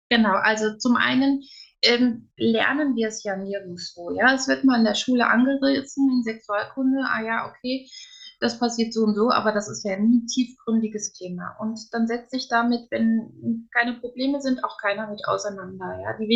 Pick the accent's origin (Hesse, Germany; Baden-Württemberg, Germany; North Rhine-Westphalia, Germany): Hesse, Germany; Wiesbaden; born there; now in Koblenz, Germany; gebürtig komme ich aus Wiesbaden, mittlerweile wohnen wir in Koblenz.